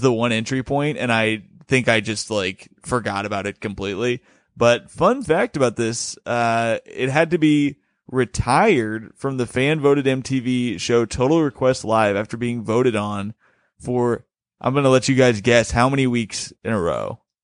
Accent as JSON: {"language": "English", "town": "Bloomington", "country": "United States", "tie": "born or raised there", "moved": "yes", "lives_now": "New York, United States", "said": "the reason I grew up in Bloomington is because she was transferred to Bloomington as a manager at Red Lobster"}